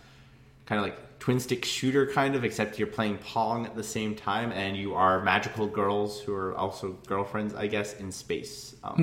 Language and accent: English; Ireland; That was a pun. Irish. Because I'm fucking Irish, so.